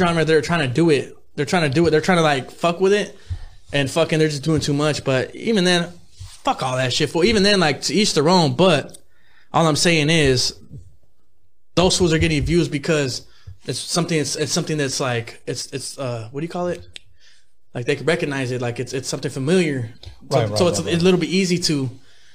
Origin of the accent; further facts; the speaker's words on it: Gardena, California, United States; my city, the city of Gardena